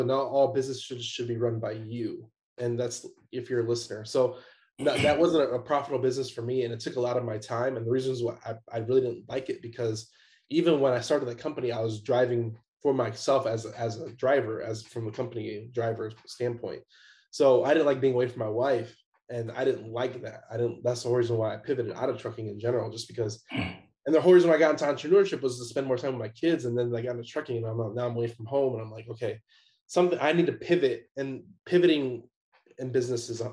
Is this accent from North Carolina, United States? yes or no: no; Chicago, Illinois, United States; moved away as an adult; also born or lived in Atlanta; I'm originally from Chicago